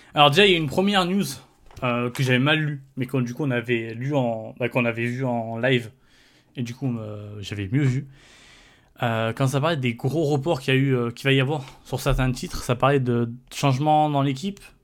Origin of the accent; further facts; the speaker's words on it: France; en tant que Français